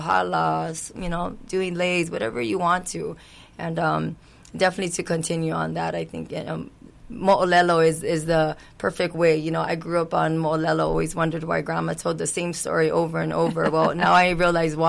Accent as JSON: {"language": "English", "town": "Kihei", "region": "Hawaii", "country": "United States", "tie": "born or raised there", "said": "I'm born and raised in Kihei area"}